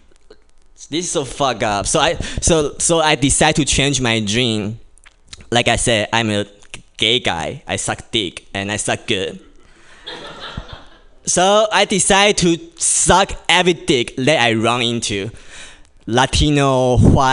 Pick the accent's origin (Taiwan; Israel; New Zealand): Taiwan; English is a second language; moved away as an adult; now in United States; as you can tell from my Asian face and my accent, I'm obviously not from here. Yeah, I'm from Taiwan. And I've been in this country for only 2 years